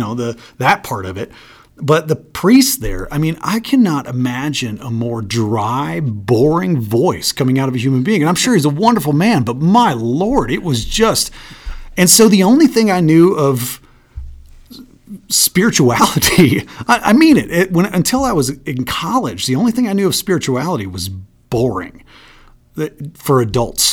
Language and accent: English; Michigan, United States; I grew up in a small town in Michigan, about 5,000 people